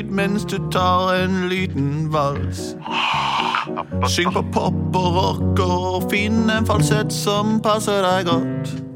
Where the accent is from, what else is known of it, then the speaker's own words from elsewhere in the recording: Bergen, Vestland, Norway; Jeg er fra Bergen. Det regner hele tida.